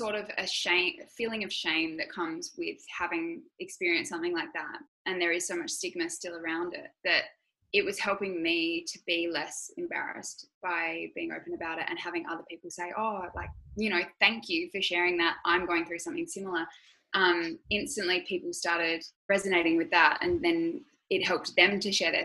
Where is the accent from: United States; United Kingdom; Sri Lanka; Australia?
Australia; Adelaide, South Australia; also born or lived in Sydney; Adelaide, growing up there, yeah, it is small.